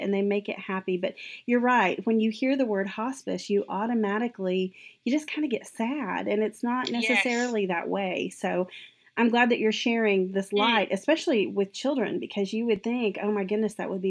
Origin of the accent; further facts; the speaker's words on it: the South, United States; accent: southern; my southern accent